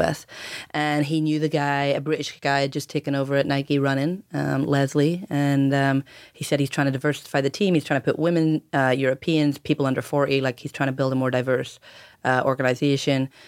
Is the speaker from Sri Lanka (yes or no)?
no; Ireland; moved away; growing up in Ireland